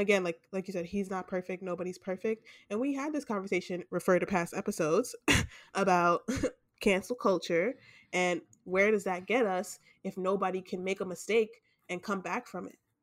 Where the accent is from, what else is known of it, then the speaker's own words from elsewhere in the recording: New York, United States; we're from New York